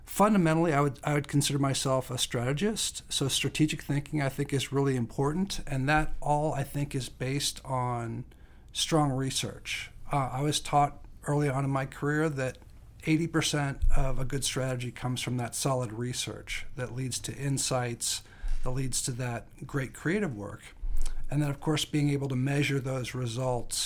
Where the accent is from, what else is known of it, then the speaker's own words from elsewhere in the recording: Lincoln, Nebraska, United States; moved away as an adult; also born or lived in Chicago / Taipei, Taiwan / Shanghai, China; I grew up in the Midwest, Nebraska, to be exact. I went to school in Chicago, so that was a big difference between growing up in Lincoln, Nebraska.